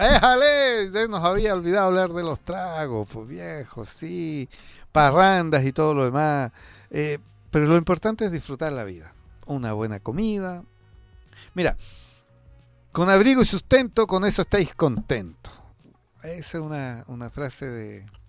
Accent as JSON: {"language": "Spanish", "country": "Chile", "said": "somos tercos los chilenos"}